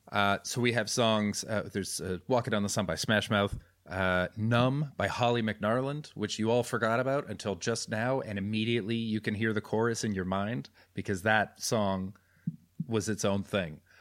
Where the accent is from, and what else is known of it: Surrey, British Columbia, Canada; born or raised there; moved away